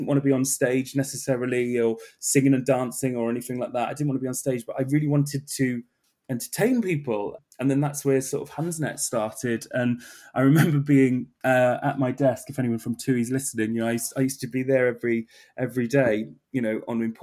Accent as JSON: {"language": "English", "region": "South Wales", "country": "United Kingdom", "moved": "yes", "lives_now": "London, United Kingdom", "said": "I'm originally from South Wales"}